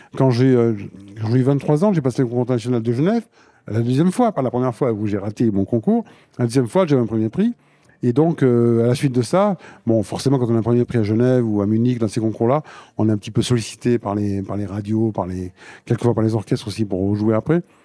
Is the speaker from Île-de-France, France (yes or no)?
no; Limoges, Nouvelle-Aquitaine, France; quand j'étais gamin aussi à Limoges, au conservatoire